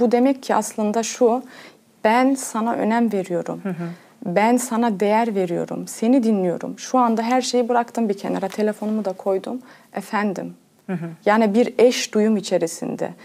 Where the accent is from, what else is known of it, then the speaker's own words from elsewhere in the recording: Cologne, North Rhine-Westphalia, Germany; doğuma büyüme Almanya Köln şehrinde kalıyorum. Almanya'da Köln şehrinde doğdum.